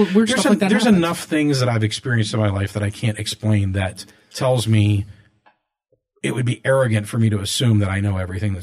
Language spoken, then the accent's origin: English; Pittsburgh, Pennsylvania, United States; moved away as an adult; also born or lived in Arizona; I lived in Arizona for about 8 years or so, and I drove back from Arizona back to Pittsburgh.